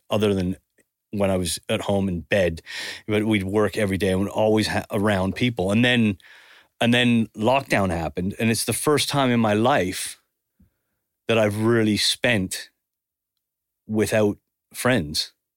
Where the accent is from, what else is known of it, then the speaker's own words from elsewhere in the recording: Canada; also born or lived in Spain; now in England; growing up in Canada